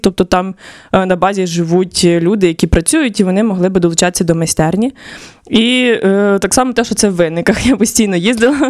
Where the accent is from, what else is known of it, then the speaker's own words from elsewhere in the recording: Khmelnytskyi Oblast, Ukraine; also born or lived in Kharkiv; now in Lviv, Ukraine; сама я родом з Хмельницької області, я не є львів'янкою